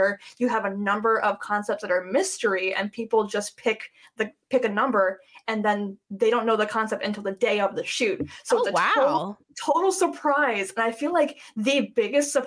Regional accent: Cleveland, Ohio, United States; I'm from Cleveland

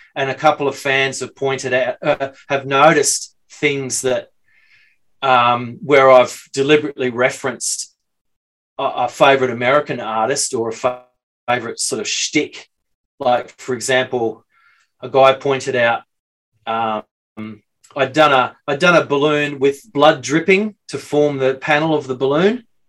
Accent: Brisbane, Queensland, Australia; also born or lived in London; now in Sydney, Australia; I'm from Brisbane, just incidentally. I lived in Sydney for like 30 years

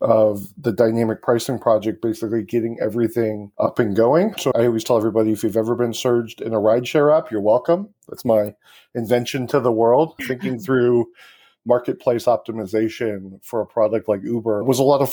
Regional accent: Michigan, United States; moved away as an adult; I grew up in Michigan.

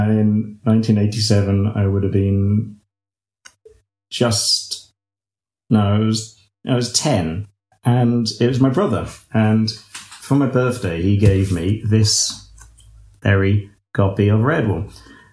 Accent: United Kingdom; I'm a British gardener and illustrator

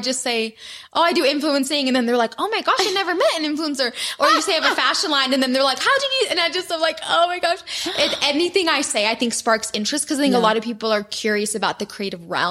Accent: Michigan, United States; moved away as an adult; now in Utah, United States; I grew up in Michigan

